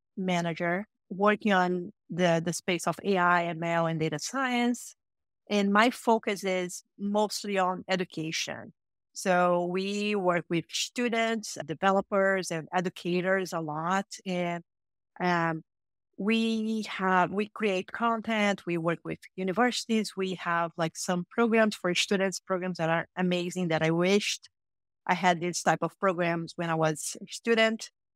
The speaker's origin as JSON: {"language": "English", "region": "Rio de Janeiro", "country": "Brazil", "tie": "born or raised there", "moved": "as an adult", "lives_now": "United States", "said": "I'm, I'm, I'm from Brazil, so I was born and raised in a city called Rio de Janeiro in Brazil"}